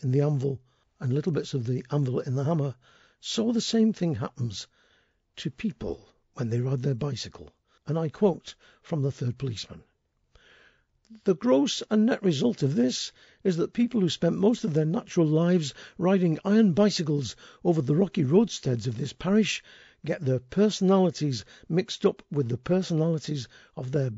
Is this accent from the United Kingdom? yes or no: yes; Settle, Yorkshire and the Humber, United Kingdom; my hometown of Settle